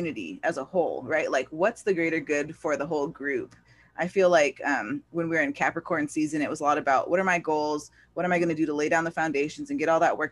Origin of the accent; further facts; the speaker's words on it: California, United States; I was born in California, but yeah, here in America